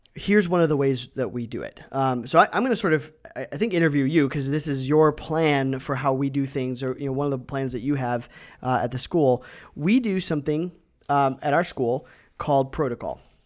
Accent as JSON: {"language": "English", "area": "Ohio and Michigan", "region": "Midwest", "country": "United States", "tie": "born or raised there", "moved": "as an adult", "lives_now": "Wenatchee, United States", "said": "I grew up in Ohio and, and Michigan"}